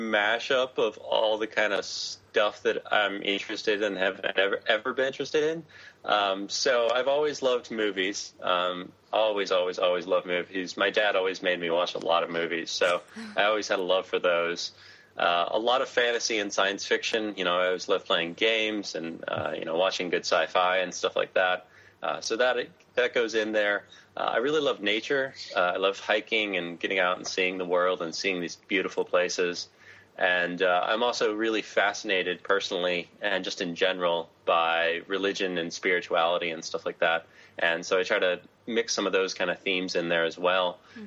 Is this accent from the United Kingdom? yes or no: no; Australia; as an Australian, my girlfriend got instant visa there and it's super easy for me to get a year long visa.